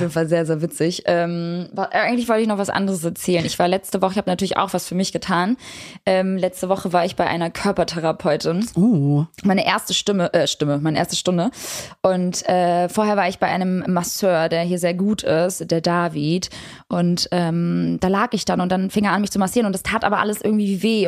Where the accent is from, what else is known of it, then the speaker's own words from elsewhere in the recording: Kosovo; ich komme aus dem Kosovo. Ich bin Albanerin